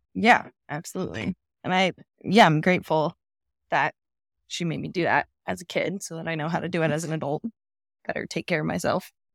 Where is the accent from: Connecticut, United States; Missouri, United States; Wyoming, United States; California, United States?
Wyoming, United States; Jackson; also born or lived in Telluride, Colorado; I was not born here, but I was raised here. So I've been here for most of my life. And here I am, still in Tetons, still in Jackson